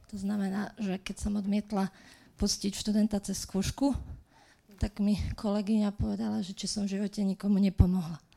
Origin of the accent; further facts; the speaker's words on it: Slovakia; sme proste Slováci zvyknutí takto žiť